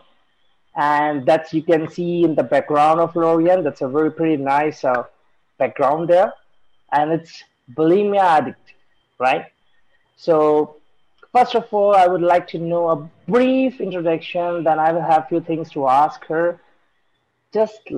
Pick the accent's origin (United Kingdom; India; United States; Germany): India; I'm from India